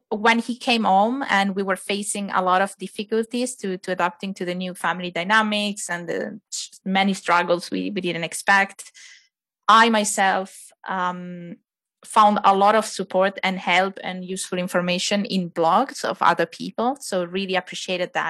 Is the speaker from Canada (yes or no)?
no; Italy; moved away as an adult; now in Finland; I was born and raised in Italy, uh, and um, with my family, with my husband, we moved to Finland about ten years ago. Um, I came to Finland first for study reasons